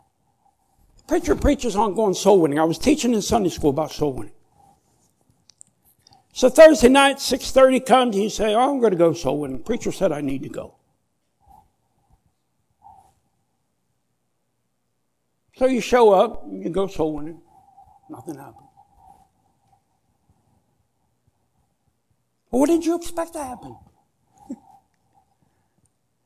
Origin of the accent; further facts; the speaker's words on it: United States; I grew up in America where if you wanted something, get your butt out there and work for it